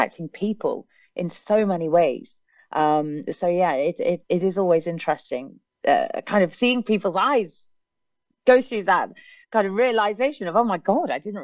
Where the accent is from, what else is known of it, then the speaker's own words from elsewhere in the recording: England, United Kingdom; I'm very English